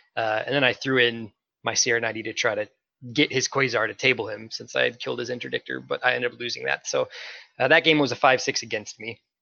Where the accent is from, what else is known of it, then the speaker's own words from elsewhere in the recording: Minnesota, United States; I am from Minnesota